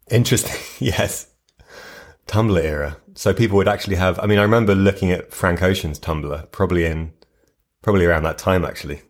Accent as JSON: {"language": "English", "country": "United Kingdom", "moved": "yes", "said": "as a British person"}